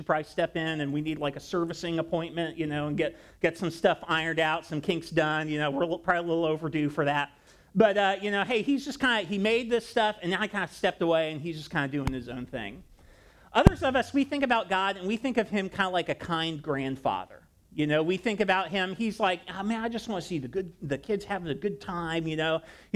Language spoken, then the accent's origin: English; Ohio, United States; I grew up in Ohio